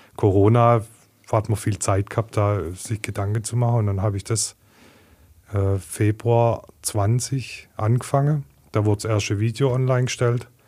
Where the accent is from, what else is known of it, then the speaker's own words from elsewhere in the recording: Heilbronn, Baden-Württemberg, Germany; born and raised in Heilbronn, ähm, in Gesundbrunnen geboren, in Neckargardach aufgewachsen